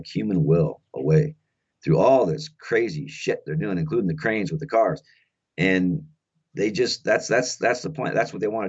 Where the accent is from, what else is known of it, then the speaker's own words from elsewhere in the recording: South Dakota, United States; It's my home state, but I grew up the east side of the river, more of the eastern part of the state.